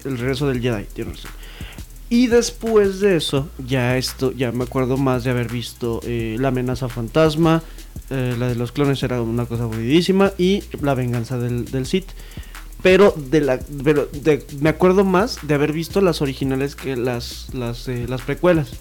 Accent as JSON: {"language": "Spanish", "country": "Mexico", "said": "identificarse como mexicano"}